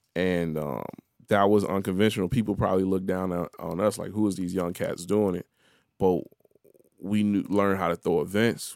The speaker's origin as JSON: {"language": "English", "town": "Chicago", "region": "Illinois", "country": "United States", "said": "I'm the Chicago dude till I'm in Chicago. Then I'm in Chicago, I'm the Haitian dude"}